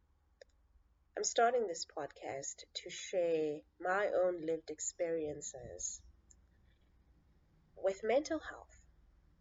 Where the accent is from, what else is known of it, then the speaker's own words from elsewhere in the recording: Cape Town, Western Cape, South Africa; born and raised in the Nyanga Township in Cape Town